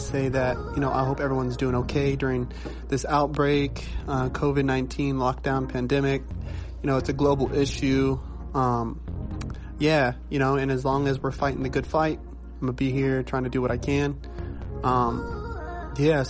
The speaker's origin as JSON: {"language": "English", "town": "Oxnard", "region": "California", "country": "United States", "tie": "born or raised there", "said": "the dance community in my hometown of Oxnard, California"}